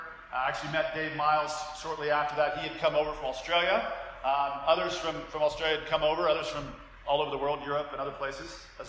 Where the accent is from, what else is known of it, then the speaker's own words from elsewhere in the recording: Arkansas, United States; moved away as an adult; also born or lived in Dallas, Texas; I grew up in the Bible Belt of the United States of America in Arkansas. If you know … or Bill Clinton, it's that small country place. And grew up in a mega church, so like 7,000 people